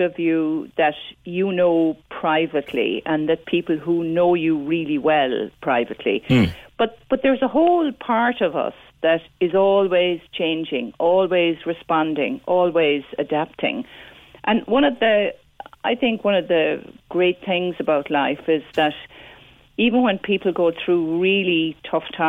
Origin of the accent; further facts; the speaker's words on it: Midleton, Munster, Ireland; when I was growing up in Middleton